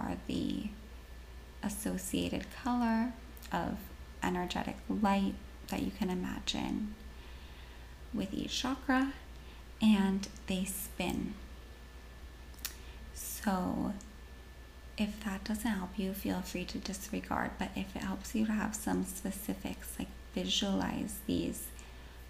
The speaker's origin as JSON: {"language": "English", "region": "Washington", "country": "United States", "tie": "born or raised there", "said": "born and raised in Washington State"}